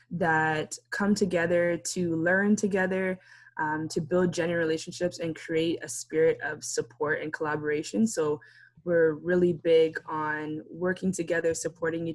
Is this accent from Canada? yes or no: yes; Canada; being a first generation Canadian